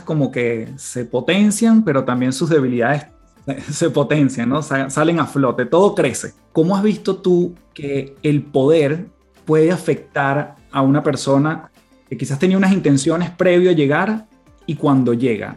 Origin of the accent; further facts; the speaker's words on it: Venezuela; en mi país